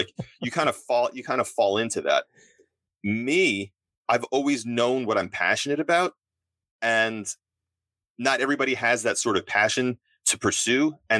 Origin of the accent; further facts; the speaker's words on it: New York, United States; so growing up, I grew up on Long Island